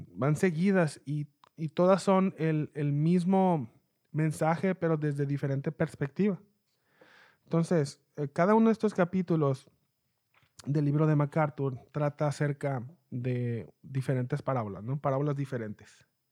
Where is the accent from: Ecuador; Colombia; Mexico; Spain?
Mexico; Mexicali, Baja California; yo soy de Mexicali, México.